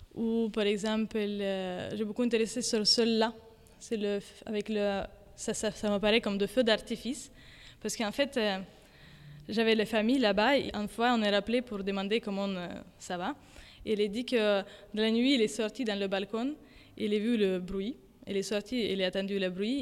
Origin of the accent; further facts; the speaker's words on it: Ukraine; French is a second language; now in Paris, France; Je suis ukrainienne et je suis artiste et plutôt peinture et dessin. Et euh, je travaille maintenant et habite à Paris